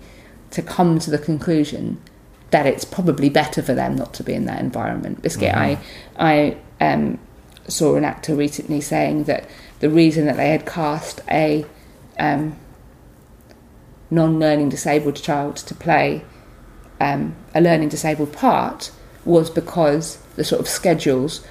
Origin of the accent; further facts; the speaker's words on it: London, United Kingdom; I'm a Londoner